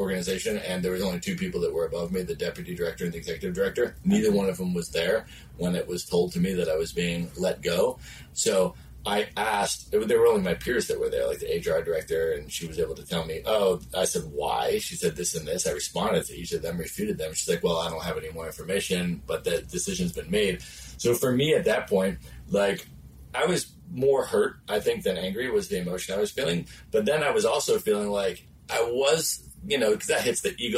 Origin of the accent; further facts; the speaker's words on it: Buffalo, New York, United States; moved away as an adult; also born or lived in Chicago, Illinois / Cleveland, Ohio / Washington, D.C. / Los Angeles, California; lived a lot on the East Coast and grew up there. Went to high school, middle school and high school in Buffalo, New York, in a suburb outside of Buffalo